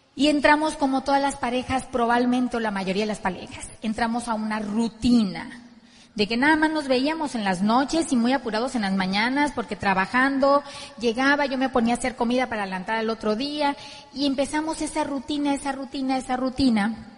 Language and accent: Spanish; Ciudad Obregón, Sonora, Mexico; Vlad y yo somos de Ciudad Obregón, Sonora